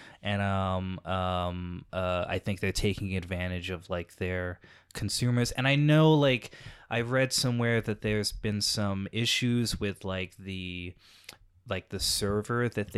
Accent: Texas, United States; so, like, growing up in Texas, nothing to do.

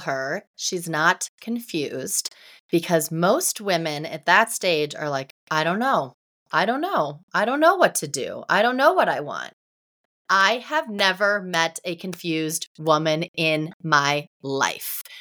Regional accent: Ohio, United States; moved away as an adult; also born or lived in Tampa, Florida; I grew up in Ohio, and I went to college at the University of Tampa

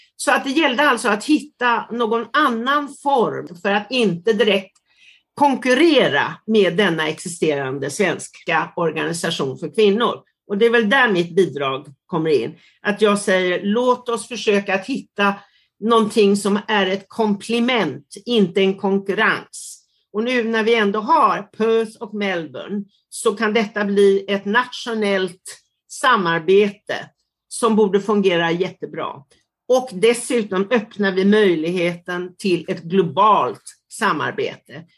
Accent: Sweden; accent: Swedish; first language Swedish; moved away as an adult; also born or lived in Italy / Sydney, Australia; fortfarande min engelska är sådär så att liksom det skriker ut att jag har en svensk accent

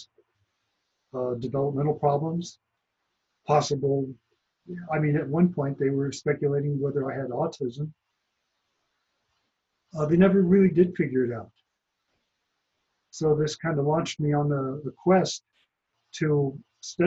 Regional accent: about 100 miles south of Lake Tahoe, California, United States; I grew up in the Sierra Nevada mountains, about 100 miles south of Lake Tahoe

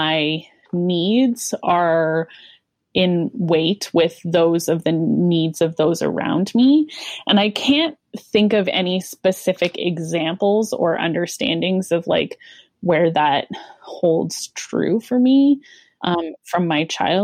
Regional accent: Calgary, Alberta, Canada; also born or lived in Regina, Saskatchewan; moved to the Calgary church when I was in grade 3.

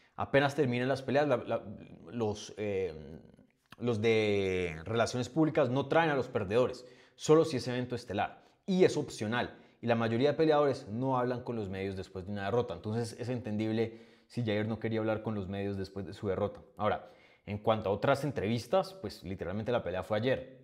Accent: Colombia; como buen colombiano

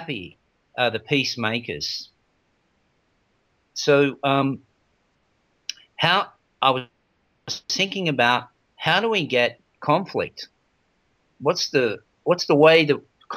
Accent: Australia; I was born in Australia

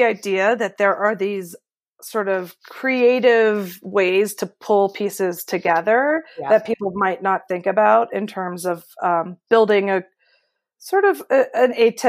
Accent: Washington, District of Columbia, United States; I grew up on Capitol Hill in the 80s

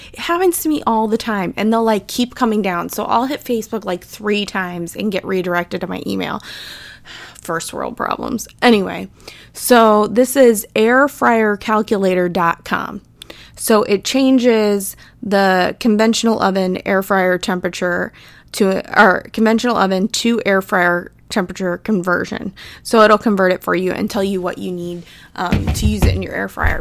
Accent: Midwest, United States; I'm from the Midwest

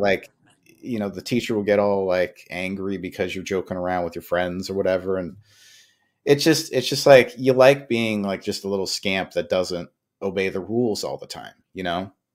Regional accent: New York, United States; I grew up in New York

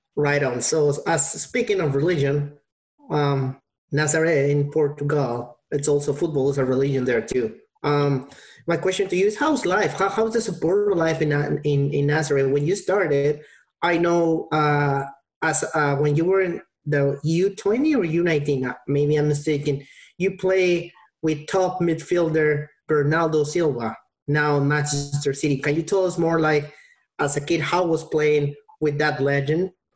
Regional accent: Peru; I'm from Peru

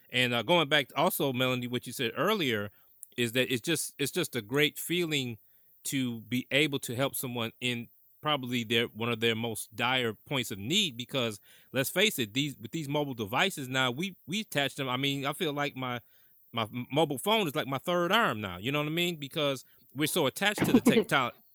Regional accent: Mount Clemens, Michigan, United States; moved away as an adult; also born or lived in Chicago / Montreal / New York City; I grew up in Mount Clemens

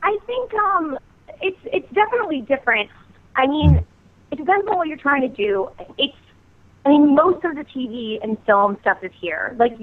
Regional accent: Lynn, Massachusetts, United States; now in Los Angeles, United States; Originally, I grew up in Lynn, like right outside of Boston, and then my family lives up in Salisbury now.

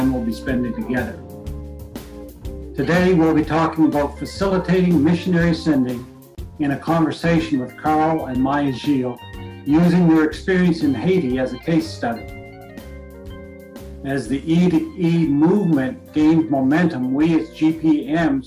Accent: New Brunswick, Canada; I come from New Brunswick

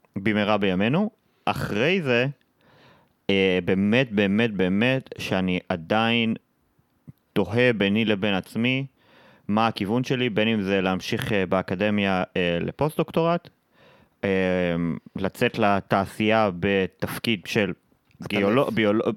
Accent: Nahariya, Northern District, Israel; moved away as an adult; also born or lived in Haifa; לגדול ילד בצפון הרחוק, בפריפריה, אני במקור מנהריה

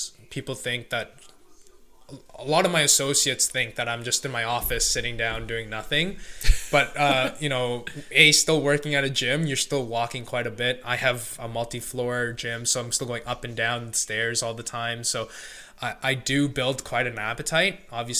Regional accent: India; being Indian, my mom knows how to make yogurt, so we kind of make our own Greek yogurt essentially.

